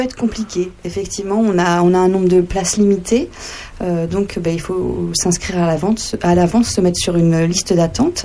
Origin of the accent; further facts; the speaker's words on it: Sens, Bourgogne-Franche-Comté, France; also born or lived in Dijon; suis originaire du côté de Sens